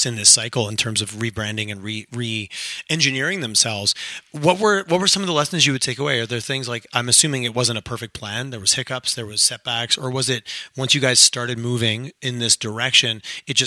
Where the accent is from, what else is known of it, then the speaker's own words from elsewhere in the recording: Montreal, Quebec, Canada; moved away as an adult; now in Calgary, Canada; I grew up in Montreal. I moved to Calgary